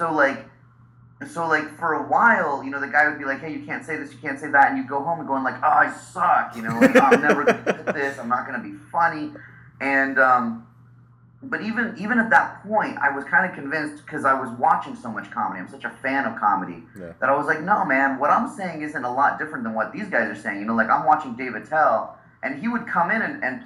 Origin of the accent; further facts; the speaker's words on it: Salt Lake City, Utah, United States; now in Los Angeles, United States; I grew up in Salt Lake in Utah